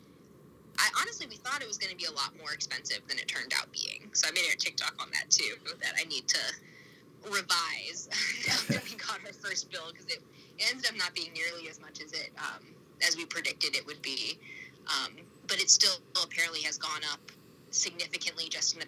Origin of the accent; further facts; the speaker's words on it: South Carolina, United States; moved away as an adult; also born or lived in Washington, D.C.; now in Cork, Ireland; But I grew up in South Carolina, but have lived most recently in Washington, D.C.